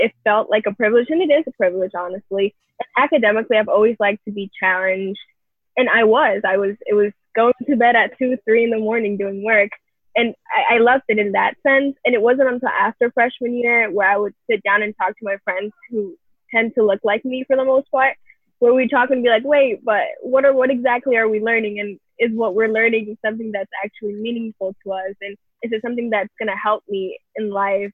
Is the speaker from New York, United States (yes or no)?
yes; New York City, New York, United States; I'm from originally from the Bronx